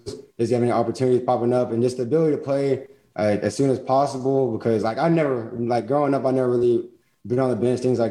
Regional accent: Texas, United States; I was from Texas

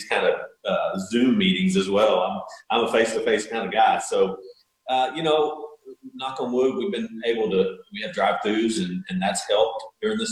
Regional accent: Texas, United States; I grew up in Texas

